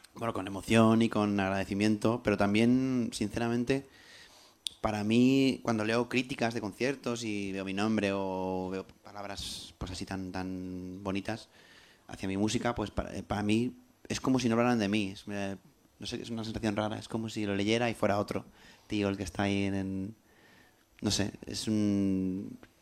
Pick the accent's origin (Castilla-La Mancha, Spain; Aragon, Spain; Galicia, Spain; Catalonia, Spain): Castilla-La Mancha, Spain; Albacete; first language Spanish; also born or lived in London; now in Madrid, Spain; nací en Albacete